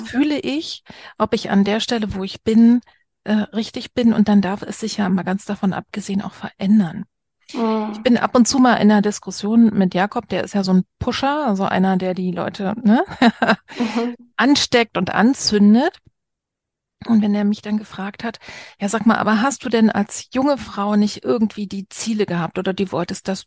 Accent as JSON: {"language": "German", "region": "East Germany", "country": "Germany", "said": "als Ossi"}